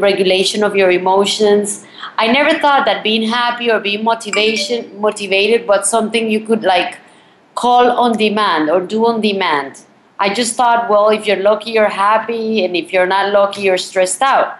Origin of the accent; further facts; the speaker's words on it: Colombia; moved away; also born or lived in Miami, United States; I'm actually from Colombia.